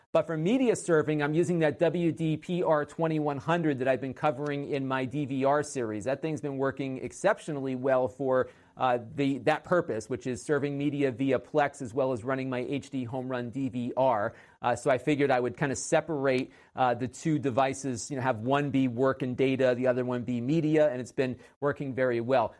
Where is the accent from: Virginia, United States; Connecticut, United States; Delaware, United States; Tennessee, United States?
Connecticut, United States; Connecticut, my home state